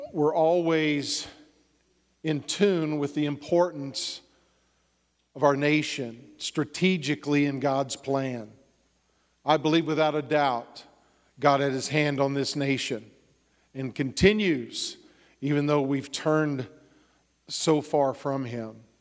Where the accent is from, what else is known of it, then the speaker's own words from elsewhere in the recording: Texas, United States; I grew up in Texas